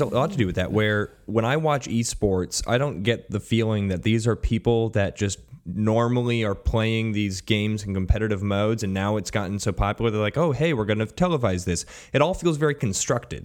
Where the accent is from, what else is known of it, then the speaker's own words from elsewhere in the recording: United States; an American sports fan